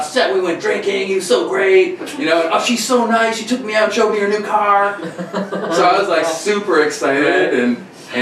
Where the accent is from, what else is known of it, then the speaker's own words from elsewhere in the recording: Cornwall, Ontario, Canada; moved away; also born or lived in Montreal; I was born in Cornwall, Ontario.